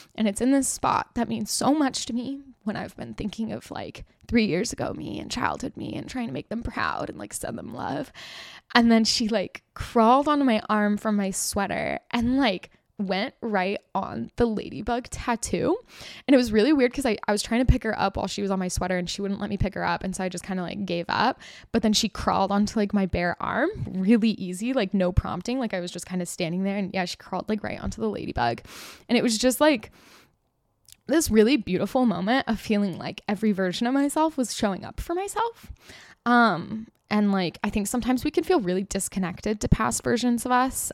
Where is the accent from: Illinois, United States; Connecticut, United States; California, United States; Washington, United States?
California, United States; I grew up in California